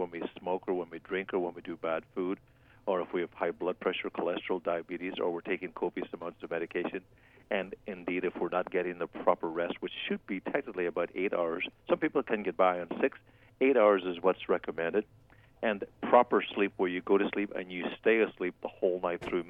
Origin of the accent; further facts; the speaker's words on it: Ireland; now in United States; I'm on Irish time right now. I've been up since 6 o'clock or so watching the soccer from back home because there's 8-hour time difference